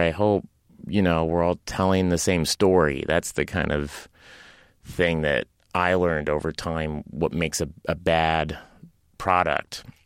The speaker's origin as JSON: {"language": "English", "town": "Tulsa", "region": "Oklahoma", "country": "United States", "tie": "born or raised there", "also_born_or_lived": "Los Angeles", "moved": "as an adult", "said": "I grew up in Tulsa, Oklahoma"}